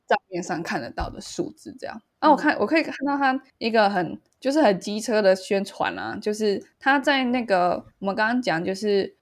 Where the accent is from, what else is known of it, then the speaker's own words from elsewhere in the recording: Taiwan; 身为一个台湾人